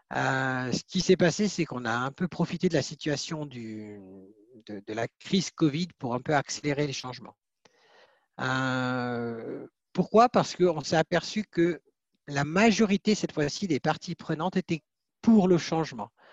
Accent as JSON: {"language": "French", "country": "Switzerland", "said": "chez nous en Suisse"}